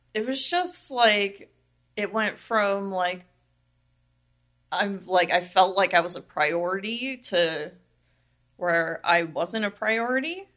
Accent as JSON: {"language": "English", "town": "Las Vegas", "region": "Nevada", "country": "United States", "tie": "born or raised there", "said": "I'm from Vegas, born and raised"}